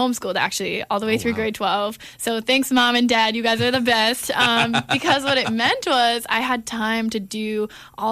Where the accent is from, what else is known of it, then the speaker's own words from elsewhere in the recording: Ottawa, Ontario, Canada; moved away as an adult; also born or lived in Hull, Quebec; now in Toronto, Canada; I lived in Ottawa from the time I was seven. The 7 years before that, I lived in, like, Hull, Quebec, which is, I feel like, I don't remember that part of my life. I was too young, so I consider, like, I grew up in Ottawa.